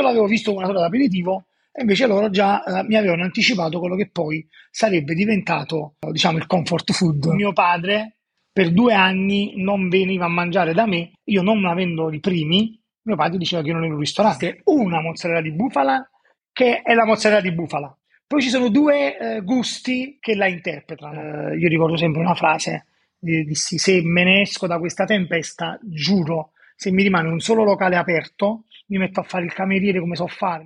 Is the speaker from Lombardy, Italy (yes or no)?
no; Naples, Campania, Italy; Sono napoletano, vivo a Napoli